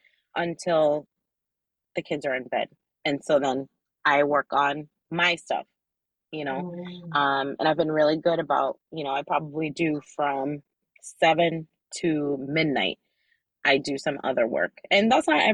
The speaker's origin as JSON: {"language": "English", "region": "New Jersey", "country": "United States", "tie": "born or raised there", "said": "Being Dominicana is like, I might as well have been born there. I was born in New Jersey"}